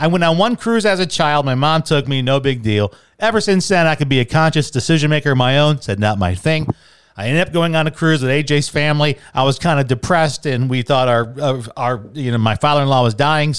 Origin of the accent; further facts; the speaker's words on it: Fort Knox, Kentucky, United States; I'm an American citizen. Do you know I was born on Fort Knox?